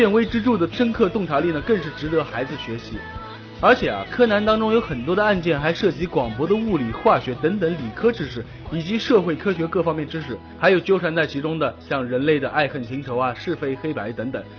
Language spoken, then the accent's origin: Chinese; China; 作为一个中国人，我真感到羞耻。